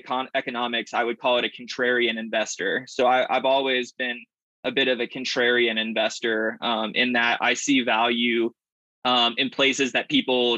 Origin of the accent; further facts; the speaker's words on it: the South, United States; also born or lived in Atlanta, Georgia / Berkeley, California / San Rafael, California; now in Colorado, United States; I grew up in the South